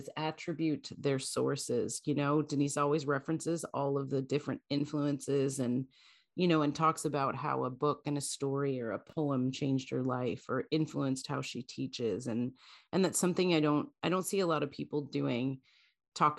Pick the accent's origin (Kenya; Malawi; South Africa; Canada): Canada; now in United States; I'm as a Canadian living in the US